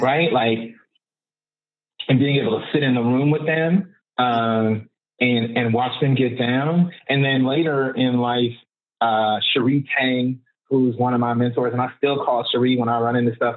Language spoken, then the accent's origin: English; Oakland, California, United States; I'm from Oakland and I'm third, second generation. My mother was born and raised here. I was born and raised here